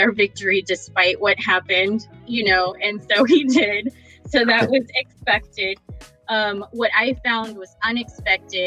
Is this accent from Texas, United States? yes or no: yes; Texas, United States; moved away as an adult; also born or lived in North Carolina / Maryland / China / Japan; now in Illinois, United States; I grew up in Texas and joined the military from there